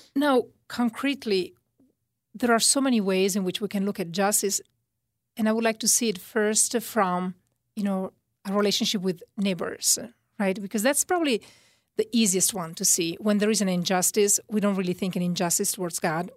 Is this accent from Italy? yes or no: yes; Italy; accent: Italian; moved away; my Italian accent.